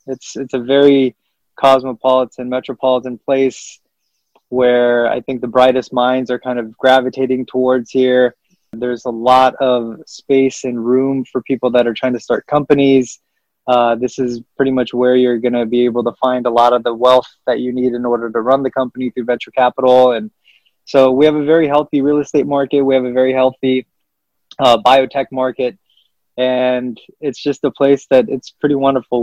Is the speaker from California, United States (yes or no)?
yes; California, United States; also born or lived in Kabul, Afghanistan / Pakistan; I came here when I was you know, roughly, you know, two and a half, nearly three years old